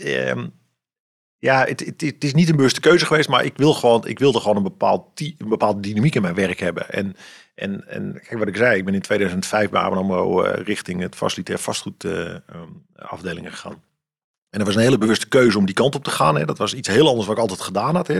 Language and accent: Dutch; Amsterdam, North Holland, Netherlands; now in Ermelo, Netherlands; ik ben, ik ben opgegroeid in een Amsterdamse volkswijk